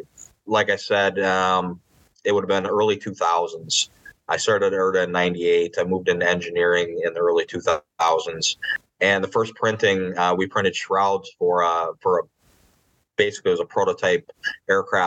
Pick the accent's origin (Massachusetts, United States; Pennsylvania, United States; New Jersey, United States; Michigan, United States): Michigan, United States; Upper Peninsula of; moved away as an adult; also born or lived in Peshtigo, Wisconsin; now in Atlanta, United States; I grew up in the Upper Peninsula of Michigan